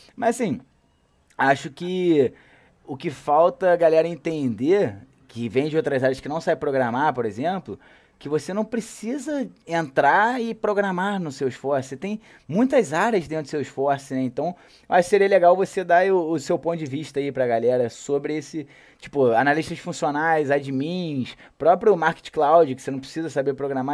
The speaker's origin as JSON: {"language": "Portuguese", "region": "Rio de Janeiro", "country": "Brazil", "said": "eu sou carioca"}